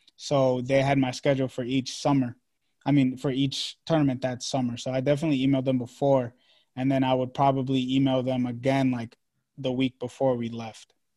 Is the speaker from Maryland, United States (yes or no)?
yes; Maryland, United States; also born or lived in Washington, D.C. / Long Island, New York; I'm from Maryland